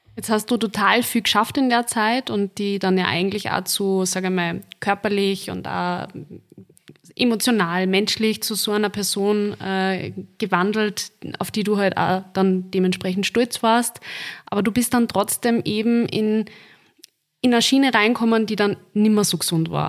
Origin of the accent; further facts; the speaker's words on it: Linz, Upper Austria, Austria; So wie ich, aus dem wunderschönen Linz